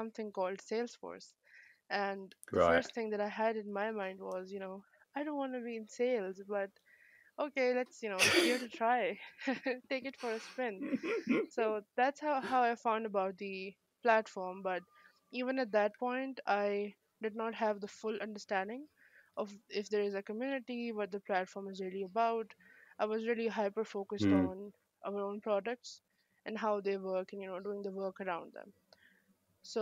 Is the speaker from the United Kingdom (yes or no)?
no; Pakistan; also born or lived in Islamabad, Pakistan; I was studying in Islamabad, yeah, Pakistan. I moved from my hometown, which is a bit away from here, because of better education.